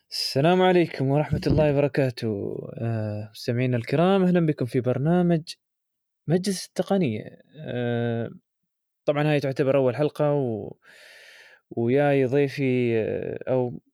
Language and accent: Arabic; United Arab Emirates; عندنا يعني في الامارات